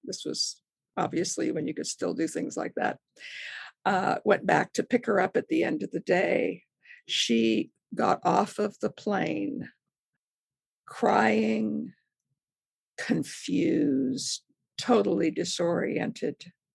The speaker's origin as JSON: {"language": "English", "town": "Modesto", "region": "California", "country": "United States", "tie": "born or raised there", "also_born_or_lived": "Texas", "moved": "as an adult", "said": "I grew up in Modesto, California"}